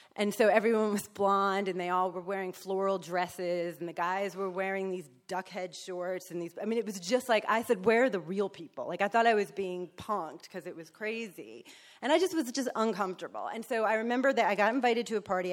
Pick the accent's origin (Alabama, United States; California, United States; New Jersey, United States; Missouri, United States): New Jersey, United States; moved away; also born or lived in New York; I was Born in New York, so raised in Jersey, so I'm a Yankee